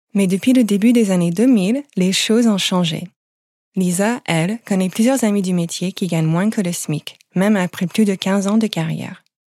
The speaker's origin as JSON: {"language": "French", "country": "United States", "second_language": "French", "moved": "yes", "lives_now": "France", "said": "vous pouvez peut-être l'entendre à mon accent, je n'ai pas grandi en France. Je viens des États-Unis"}